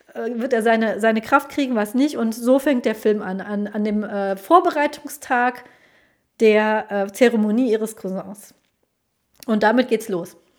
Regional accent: Germany; also born or lived in Colombia; ich bin in Kolumbien geboren, ich bin aber aufgewachsen, sozialisiert hier in Deutschland

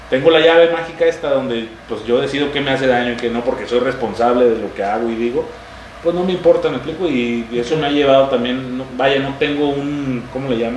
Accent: Chiapas, Mexico; Este, y yo soy orgullosamente chiapaneco. Entonces, de alguna manera, el que me digan no es como una ofensa para mí, es un halago, porque yo me siento mexicano

